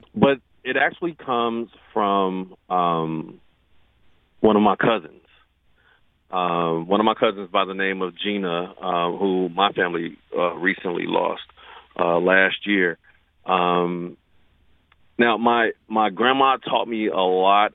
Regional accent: Chicago, Illinois, United States; also born or lived in St. Thomas, US Virgin Islands; now in St. Louis, United States; I'm not from St. Louis. I'm from Chicago.

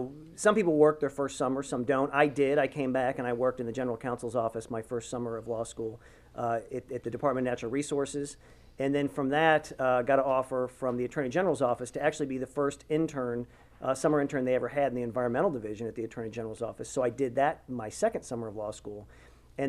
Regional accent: St. Louis, Missouri, United States; moved away as an adult; also born or lived in Vermont; now in Columbia, United States; I grew up in St. Louis. My father was a doctor at St. John's Hospital, and I came to Columbia.

